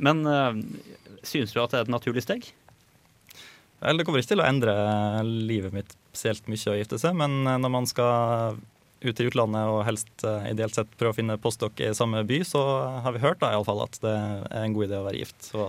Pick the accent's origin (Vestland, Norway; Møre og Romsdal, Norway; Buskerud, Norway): Møre og Romsdal, Norway; Molde; now in Trondheim, Norway; jeg kommer fra Molde, som er en eh, liten by utafor bygda som du kommer fra.